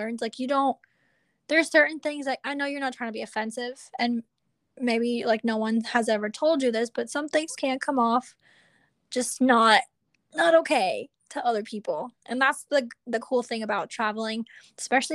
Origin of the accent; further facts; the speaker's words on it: Venezuela; moved away; also born or lived in Salamanca, Spain; I'm from Venezuela myself